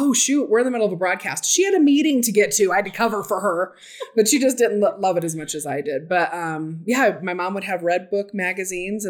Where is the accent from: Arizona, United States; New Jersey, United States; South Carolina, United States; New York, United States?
Arizona, United States; Phoenix; moved away as an adult; now in Salt Lake City, United States; I grew up in Arizona